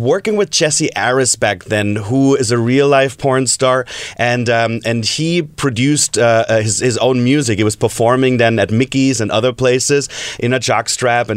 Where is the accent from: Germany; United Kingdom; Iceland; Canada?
Germany; moved away; I'm from Germany